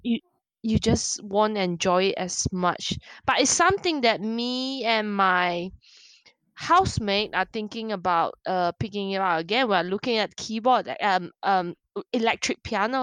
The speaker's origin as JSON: {"language": "English", "country": "Malaysia", "moved": "yes", "lives_now": "England", "said": "I'm from Malaysia."}